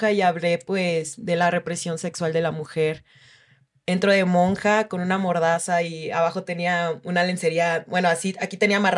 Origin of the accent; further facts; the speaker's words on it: Oaxaca, Mexico; Yo soy de Oaxaca